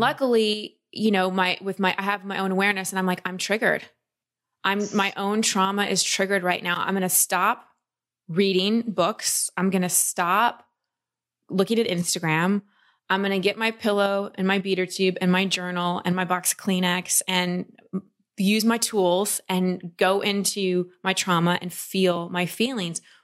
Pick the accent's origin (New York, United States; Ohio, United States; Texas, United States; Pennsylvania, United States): Texas, United States; I grew up in Texas